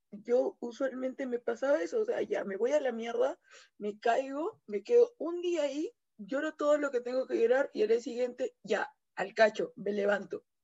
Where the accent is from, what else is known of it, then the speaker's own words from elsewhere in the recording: Peru; yo soy peruana